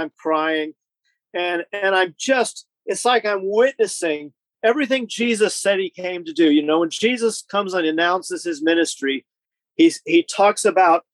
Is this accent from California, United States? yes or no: yes; Southern California, United States; moved away as an adult; also born or lived in Canadian border (US side); now in United Kingdom; I grew up in Southern California